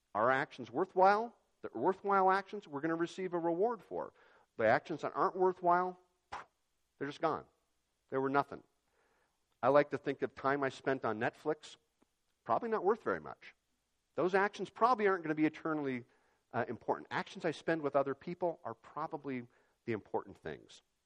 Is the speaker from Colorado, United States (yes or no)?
no; Yakima, Washington, United States; when I was growing up in Yakima